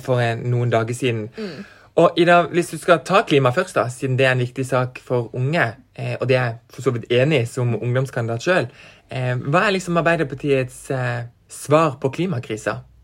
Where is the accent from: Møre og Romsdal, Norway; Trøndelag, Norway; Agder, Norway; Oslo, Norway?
Agder, Norway; Farsund; now in Kristiansand, Norway; Jeg kommer fra Farsund, mm. men jeg bor i Kristiansand